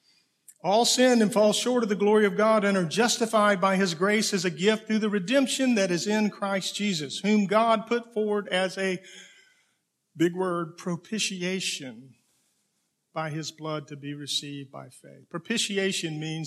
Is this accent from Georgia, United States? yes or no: yes; Okefenokee Swamp, Georgia, United States; grew up in the Okefenokee Swamp in Georgia on a farm